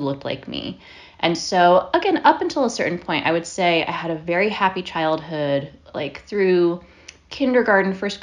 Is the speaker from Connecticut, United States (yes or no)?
yes; Monroe, Connecticut, United States; I grew up mostly in Connecticut. I grew up in a little town called Monroe, which is part of Fairfield County